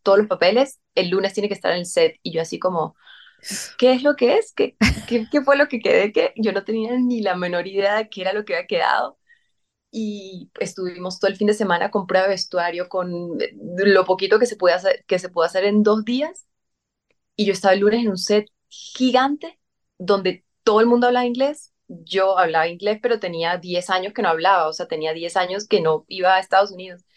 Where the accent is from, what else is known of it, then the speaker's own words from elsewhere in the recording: San Cristóbal, Táchira, Venezuela; moved away; yo desde chiquitica hacía teatro en San Cristóbal